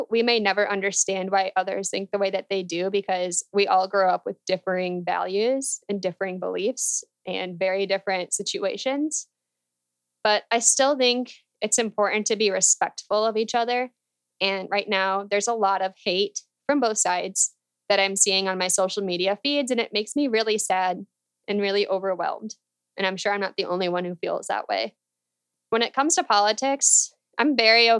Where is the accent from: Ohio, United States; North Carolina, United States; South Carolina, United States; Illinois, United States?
Illinois, United States; moved away as an adult; also born or lived in Indiana; now in New York City, United States; I grew up in Illinois in a family of Democrats